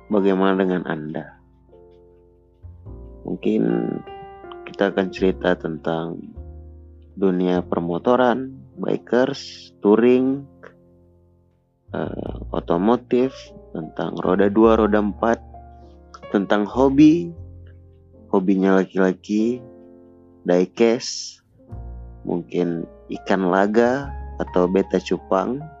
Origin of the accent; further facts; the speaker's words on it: Aceh, Indonesia; Saya dari Aceh.